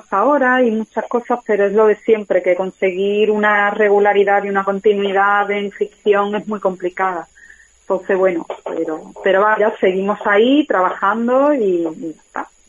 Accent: Málaga, Andalusia, Spain; also born or lived in London; now in Madrid, Spain; Bueno, pues yo soy una actriz de Málaga y, nada, bueno, pues llevo unos cuantos años viviendo en Madrid, antes viví en Londres y me he formado como actriz en Londres

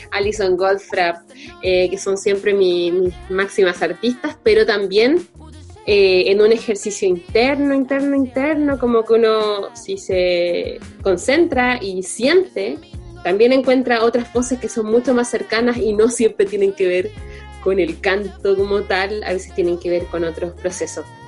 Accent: Chile; nosotros como chilenos

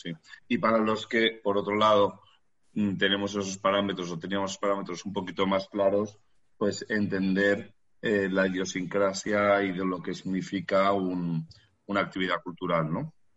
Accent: Madrid, Community of Madrid, Spain; los que somos de Madrid

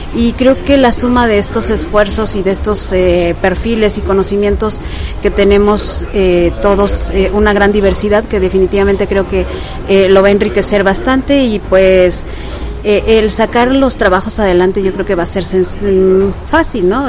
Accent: Peñamiller, Querétaro, Mexico; originaria de aquí de Querétaro, del municipio de Peñamiller. Este, ya tengo viviendo aquí pues desde los 15 años

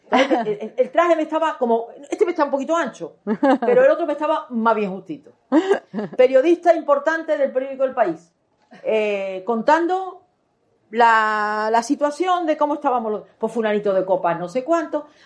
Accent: Málaga, Andalusia, Spain; además, ¿no? El boquerón lo lleva aquí. Mi tierra con razón y sin ella.

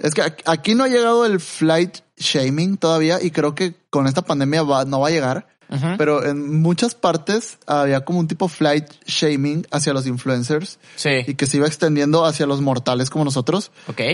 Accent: Mexico; por ser mexicano

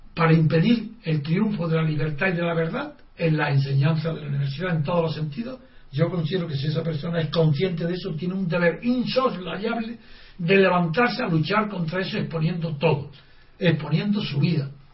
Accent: Spain; yo soy el único español

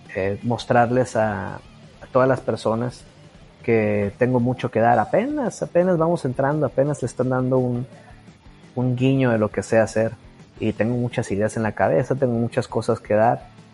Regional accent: Culiacán, Sinaloa, Mexico; Yo nací aquí en Culiacán, Sinaloa.

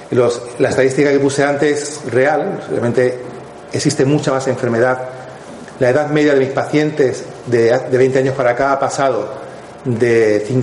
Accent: Madrid, Community of Madrid, Spain; moved away as an adult; also born or lived in Morocco; now in Estepona, Spain; Entonces, luego, con tres años, fui, a Madrid. Y Madrid fue mucho para mí cuando tenía 19 años. Entonces, vine para Estepona, me fui a vivir a Estepona.

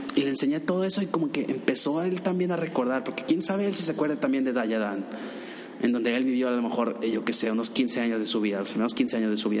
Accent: Mexico; me preguntó de dónde eres, le dije que de México

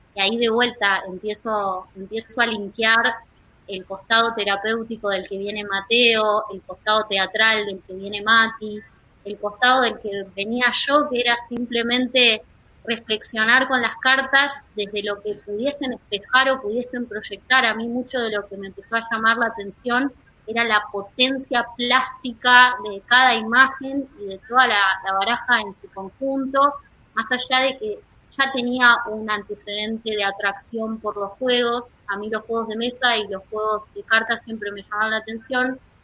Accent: La Plata, Buenos Aires Province, Argentina; Yo vengo, nací en La Plata y vengo de una familia con tradición italiana muy fuerte

